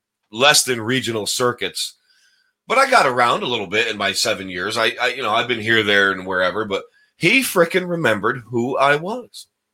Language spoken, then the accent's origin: English; Deposit, New York, United States; this is in Deposit, New York, my hometown, you know, 1,200 people plus, you know, however many cows.